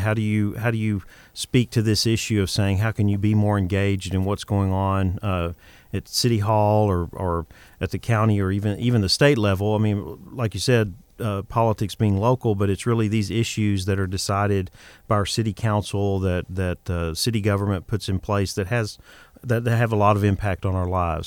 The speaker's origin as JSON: {"language": "English", "region": "Texas", "country": "United States", "also_born_or_lived": "Boston / New York City", "moved": "as an adult", "said": "I'm originally from Texas, but I lived in Boston and New York City."}